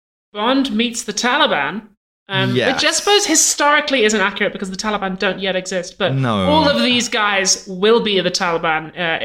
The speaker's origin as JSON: {"language": "English", "region": "England", "country": "United Kingdom", "said": "when I told him I was from England."}